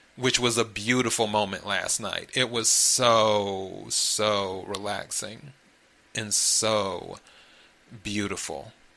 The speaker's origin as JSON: {"language": "English", "region": "the Carolinas", "country": "United States", "tie": "born or raised there", "also_born_or_lived": "Miami", "moved": "yes", "lives_now": "Los Angeles, United States", "said": "originally I'm from the Carolinas, so I'm a Carolina kid."}